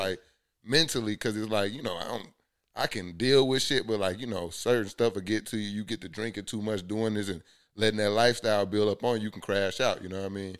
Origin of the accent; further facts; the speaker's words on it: Columbus, Georgia, United States; moved away as an adult; also born or lived in Tuskegee, Alabama; now in Atlanta, United States; I'm from the South, so, like, went to high school in Columbus, Georgia